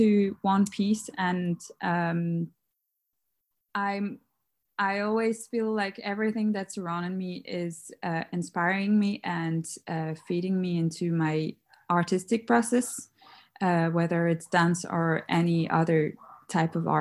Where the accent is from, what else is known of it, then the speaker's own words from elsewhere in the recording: Paris, Île-de-France, France; moved away as an adult; now in Dublin, Ireland; I'm from Paris. I moved to Dublin a few years ago, 2 years ago.